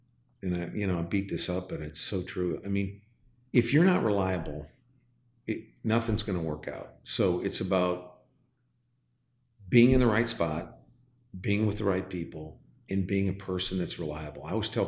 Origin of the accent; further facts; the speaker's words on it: Midwest, United States; I come from the Midwest. People welcome you here.